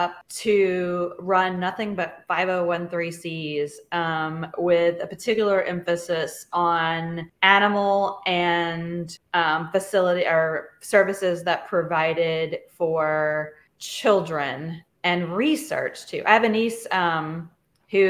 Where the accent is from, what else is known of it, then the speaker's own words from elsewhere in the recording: Louisiana, United States; I'm from Louisiana.